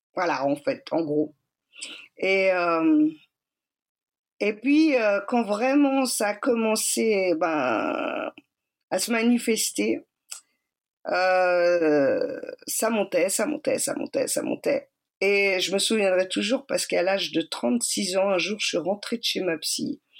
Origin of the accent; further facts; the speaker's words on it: Geneva, Switzerland; also born or lived in Cali, Colombia; Je suis suisse, j'ai grandi à Genève.